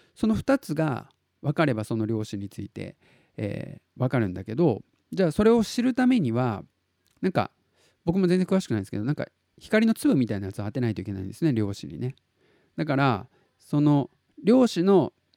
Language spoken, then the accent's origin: Japanese; Tottori, Japan; 鳥取生まれギターポップ育ち